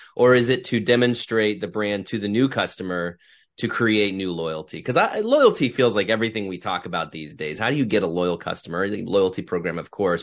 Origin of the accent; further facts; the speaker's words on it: Ohio, United States; I grew up in Ohio